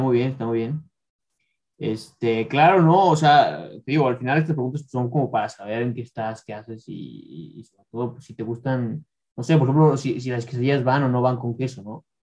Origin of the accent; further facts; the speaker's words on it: León, Guanajuato, Mexico; yo soy de León